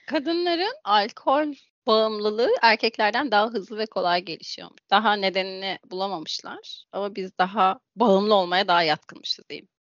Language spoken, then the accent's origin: Turkish; Thrace, Turkey; ben Trakyalıyım